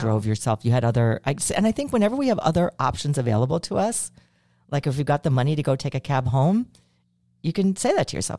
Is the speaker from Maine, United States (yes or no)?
no; Chicago, Illinois, United States; I'm from Chicago